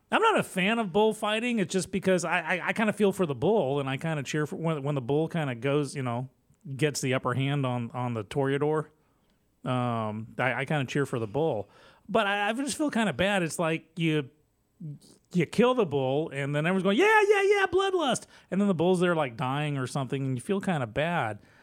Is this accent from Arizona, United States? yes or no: no; Texas, United States